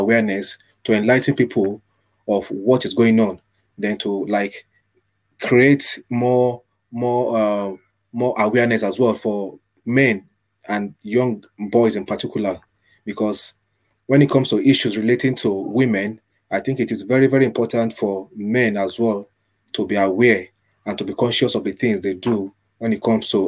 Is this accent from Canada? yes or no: no; Nigeria; moved away as an adult; also born or lived in Manchester, United Kingdom; now in Ireland; I was born in Nigeria. That's my birth country.